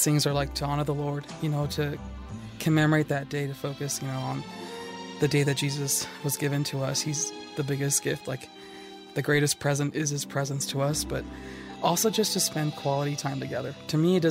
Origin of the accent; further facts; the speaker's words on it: San Antonio, Texas, United States; Growing up in San Antonio, Texas, I grew up in a home that was very Latin